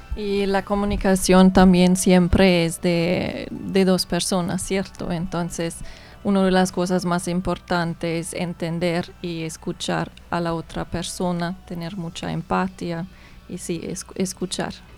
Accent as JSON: {"language": "Spanish", "country": "Germany", "also_born_or_lived": "United States", "second_language": "Spanish", "moved": "as an adult", "lives_now": "Colombia", "said": "soy de Alemania"}